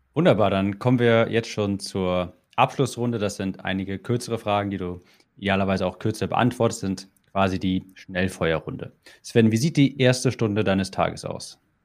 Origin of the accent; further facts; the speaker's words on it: Germany; als Deutscher